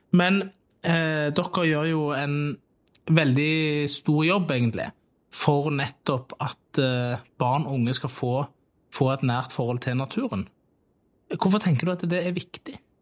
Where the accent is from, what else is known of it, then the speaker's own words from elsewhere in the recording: Tastavind, Rogaland, Norway; så lekte jeg veldig mye i skogen på Tastavind, og det var der jeg vokste opp.